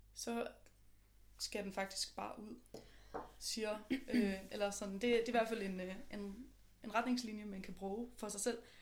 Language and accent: Danish; just north of Copenhagen, Capital Region of Denmark, Denmark; now in Copenhagen, Denmark; jeg er fra lige nord for København, men jeg bor også i København nu.